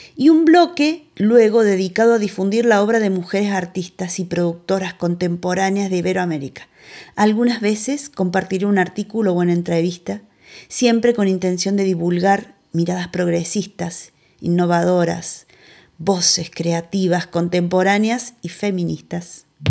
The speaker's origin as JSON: {"language": "Spanish", "country": "Argentina", "said": "de Argentina"}